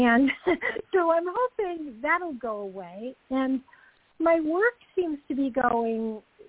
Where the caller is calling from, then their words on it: Georgia, United States; I'm calling from Georgia.